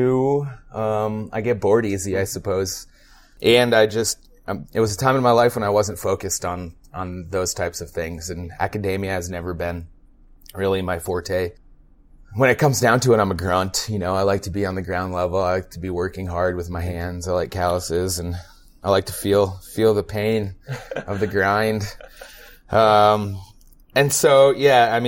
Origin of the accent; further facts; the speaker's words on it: northern New York State, United States; moved away; also born or lived in Nyack, New York / Tupper Lake, New York; I grew up in New York State. I was born in a suburb of Manhattan, Nyack. My parents moved up north when I was 2, right on the Canadian border.